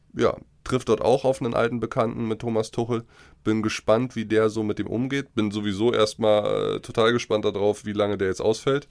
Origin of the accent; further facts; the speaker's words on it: Germany; wir Deutschen